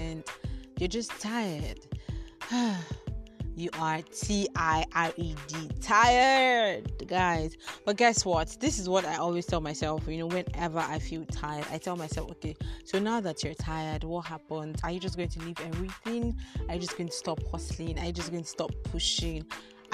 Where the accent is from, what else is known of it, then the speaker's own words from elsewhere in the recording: Nigeria; as a Nigerian